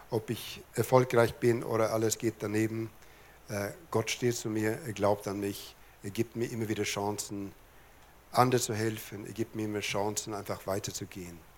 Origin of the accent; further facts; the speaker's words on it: Lapland, Sweden; born there; Ich bin oben in Lappland geboren. In Lappland spricht man nicht so viel, die haben die Sprache auf Energiesparmodus geschaltet.